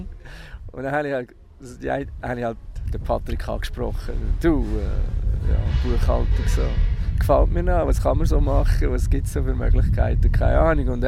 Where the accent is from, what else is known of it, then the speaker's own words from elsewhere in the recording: Lucerne, Switzerland; Ich bin in Luzern aufgewachsen und bin in Bernmünster in die Schule die letzten zwei Jahre vor der Matura